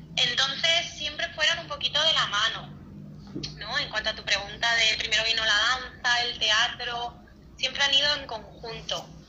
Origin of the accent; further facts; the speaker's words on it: Cáceres, Extremadura, Spain; Yo soy de Cáceres, que es una ciudad en el sur de España muy pequeñita